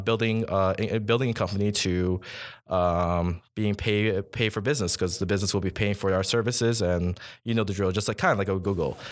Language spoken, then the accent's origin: English; Toronto, Ontario, Canada; now in Ottawa, Canada; I'm actually from Toronto